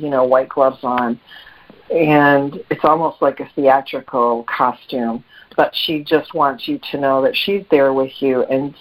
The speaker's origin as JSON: {"language": "English", "region": "Midwest", "country": "United States", "moved": "yes", "lives_now": "South Carolina, United States", "said": "I'm from the Midwest"}